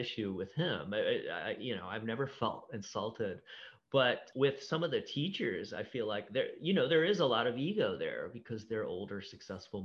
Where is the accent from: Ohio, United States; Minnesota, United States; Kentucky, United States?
Ohio, United States; I grew up in Ohio